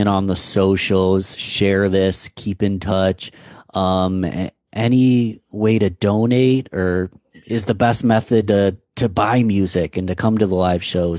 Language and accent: English; Rochester, New York, United States; just born and raised in Rochester, saw both of you guys play when I was a teenager.